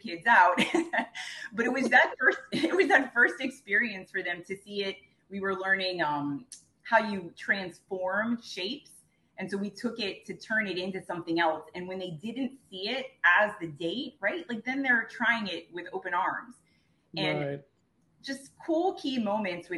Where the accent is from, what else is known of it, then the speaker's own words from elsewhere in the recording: Miami, Florida, United States; back home to Miami